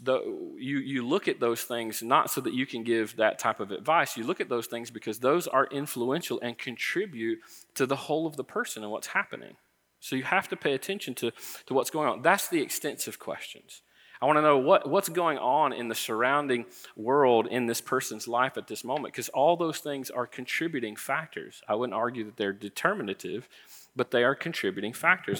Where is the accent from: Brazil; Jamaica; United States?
United States; Florida; I grew up in Florida